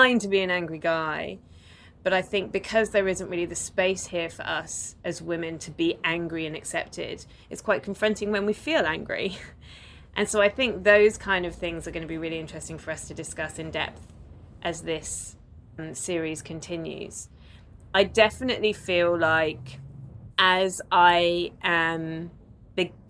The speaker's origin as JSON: {"language": "English", "country": "United Kingdom", "moved": "yes", "lives_now": "Melbourne, Australia", "said": "we are both British, as you can tell by our voices, we are in Melbourne"}